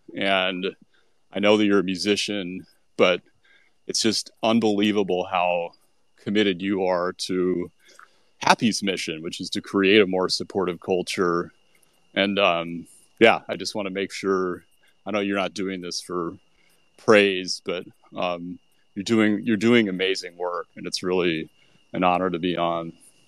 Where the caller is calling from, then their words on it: New Orleans, Louisiana, United States; I'm coming from New Orleans, where Jazz Fest is all around, including all around me yesterday.